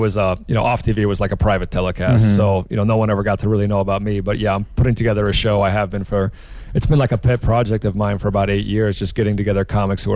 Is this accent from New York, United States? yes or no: no; Culver City, California, United States; I grew up in Culver City area. We're actually sitting filming this in the house I grew up in.